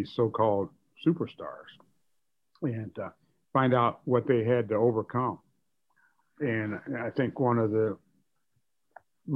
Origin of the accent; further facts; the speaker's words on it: Gary, Indiana, United States; also born or lived in Cincinnati, Ohio; I was born in Cincinnati, Ohio, but I grew up in Gary, Indiana, and worked in the steel mills during the summers of my college years